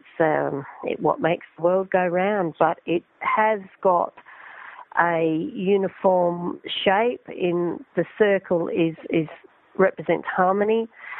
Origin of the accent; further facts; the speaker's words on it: Broken Hill, New South Wales, Australia; Yes, I'm in Adelaide at the moment. I come from Broken Hill.